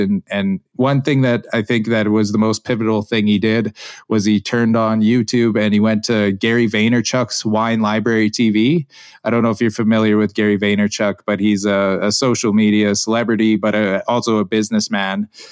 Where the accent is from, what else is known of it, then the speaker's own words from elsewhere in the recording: Alberta, Canada; I grew up here in Alberta, Canada